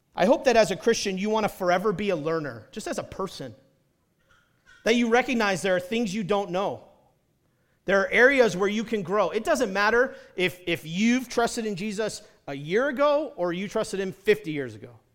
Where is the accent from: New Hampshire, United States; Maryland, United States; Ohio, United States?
New Hampshire, United States; also born or lived in Detroit area, Michigan; now in Utah, United States; I grew up in New Hampshire